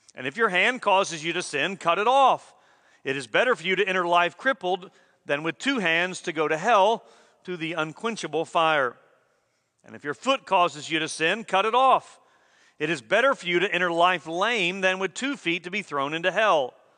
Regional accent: United States; We expect service in our country and good service at that.

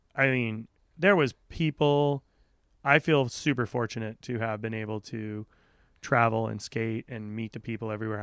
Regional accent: Aquidneck Island, Rhode Island, United States; I grew up on Aquidneck Island

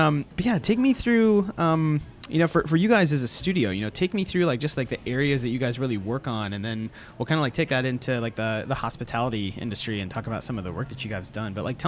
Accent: Orlando, Florida, United States; now in Atlanta, United States; especially growing up like on the beach in Florida, you're like, I grew up in Orlando

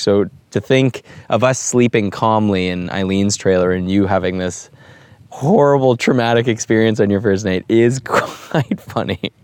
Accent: Toronto, Ontario, Canada; We're from Toronto, Ontario, Canada, and we find ourselves in the heart of Texas

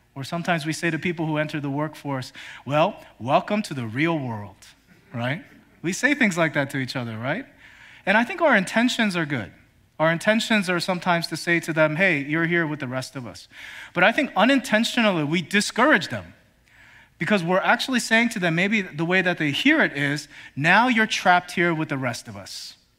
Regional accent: Philadelphia, Pennsylvania, United States; moved away; I have a group of friends that I grew up with back in Philly

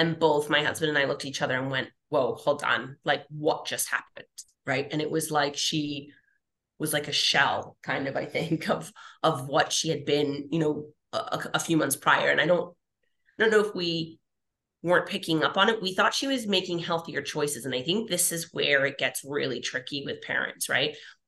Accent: Philadelphia, Pennsylvania, United States; we like to eat in our family. We're from Philly. Like, we like food.

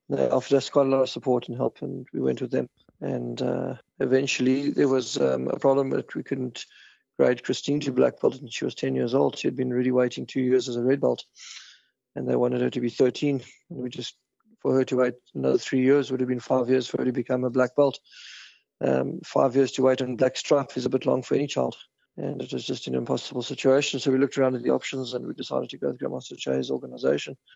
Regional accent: South Africa; now in Ireland; We moved away from South Africa because of the crime in South Africa, and um, we wanted to give our children a safer life

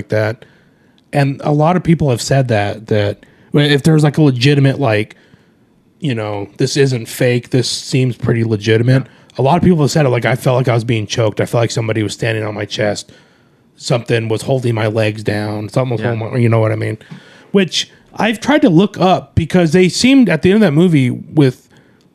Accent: Kearny, Arizona, United States; growing up in Kearney, it was a small town.

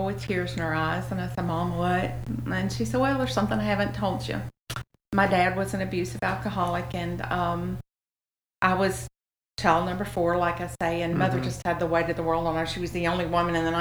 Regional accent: Memphis, Tennessee, United States; Born in Memphis

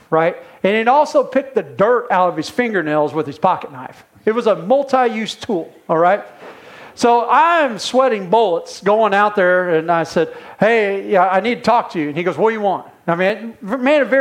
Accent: Indiana, United States; I'm from Indiana

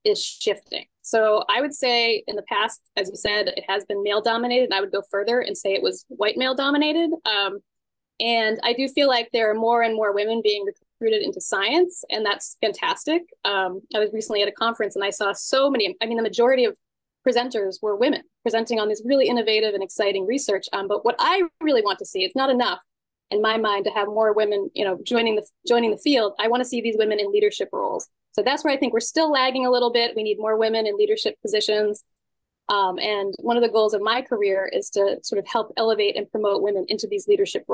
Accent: Scituate, Massachusetts, United States; I grew up in Scituate, Massachusetts, which is a small coastal community

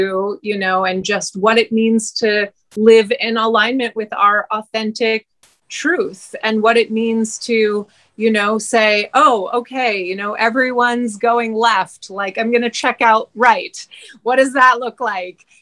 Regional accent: Montreal, Quebec, Canada; moved away as an adult; also born or lived in British Columbia; now in Hawaii, United States; I was born and raised in Montreal

